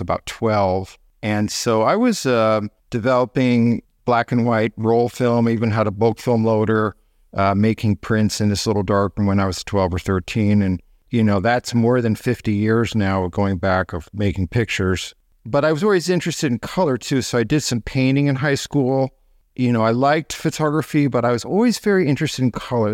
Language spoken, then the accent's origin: English; Connecticut, United States; also born or lived in Northeast United States; I was born in Connecticut in nineteen fifty-seven